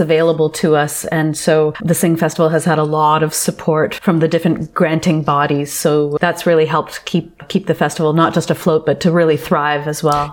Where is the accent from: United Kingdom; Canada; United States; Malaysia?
Canada; Toronto, Ontario; I was born and raised in Toronto